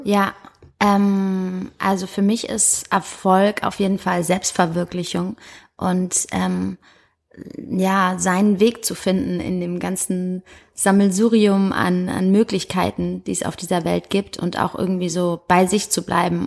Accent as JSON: {"language": "German", "town": "Heidelberg", "region": "Baden-Württemberg", "country": "Germany", "tie": "born or raised there", "also_born_or_lived": "Hamburg", "moved": "as an adult", "lives_now": "Berlin, Germany", "said": "ich bin in Heidelberg geboren"}